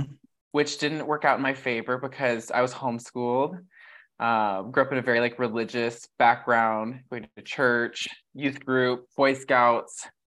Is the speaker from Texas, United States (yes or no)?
no; San Jose, California, United States; moved away as an adult; also born or lived in New York; now in Los Angeles, United States; I grew up in San Jose